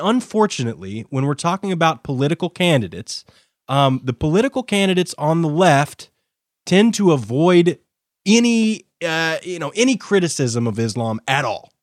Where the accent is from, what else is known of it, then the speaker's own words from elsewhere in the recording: United States; I'm an American